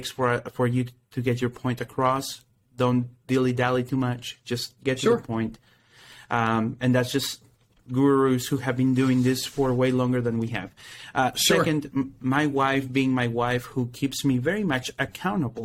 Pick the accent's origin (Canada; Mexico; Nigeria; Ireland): Mexico; moved away; I'm originally from Mexico